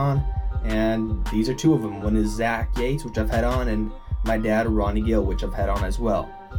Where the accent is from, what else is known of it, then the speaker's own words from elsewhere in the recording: Honduras; I'm back in Honduras, back in my hometown